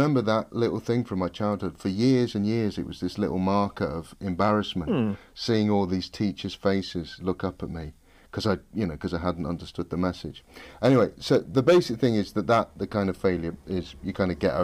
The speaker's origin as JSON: {"language": "English", "town": "Nottingham", "region": "East Midlands", "country": "United Kingdom", "tie": "born or raised there", "moved": "as an adult", "said": "I'm from a Ruffs comprehensive school in Nottingham"}